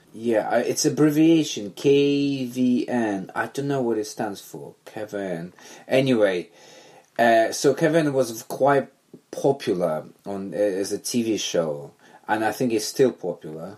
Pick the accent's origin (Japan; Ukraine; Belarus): Belarus; moved away as an adult; now in London, United Kingdom; growing up in Belarus, back then USSR